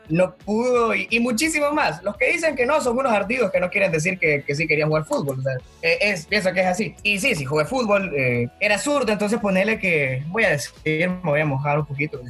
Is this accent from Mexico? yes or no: no; El Progreso, Yoro, Honduras; soy, soy de Honduras